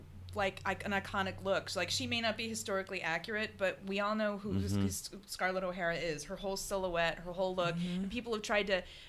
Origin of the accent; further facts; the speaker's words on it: the South, United States; I grew up in the South, and then, but then my mom and my parents are from California and loved old movies.